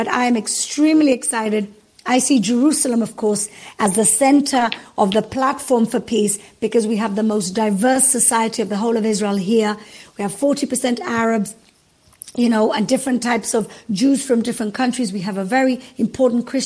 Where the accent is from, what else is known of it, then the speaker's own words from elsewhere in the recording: Gibraltar; I come from Gibraltar, which is opposite Morocco. My mom's from Morocco